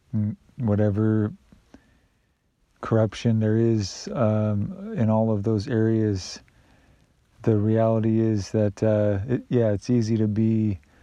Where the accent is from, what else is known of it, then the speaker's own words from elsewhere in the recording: United States; I privilege and benefit from that as an American citizen